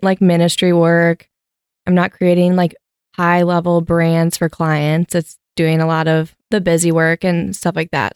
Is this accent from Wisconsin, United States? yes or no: yes; Wisconsin, United States; moved away; also born or lived in Grand Rapids, Michigan; typical Wisconsin girl.